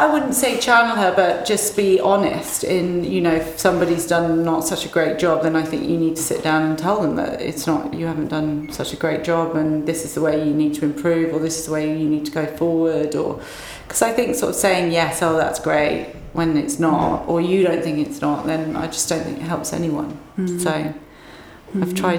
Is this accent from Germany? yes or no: no; England, United Kingdom; I don't know whether it's because I'm from England, and I just think people are much more experimental here.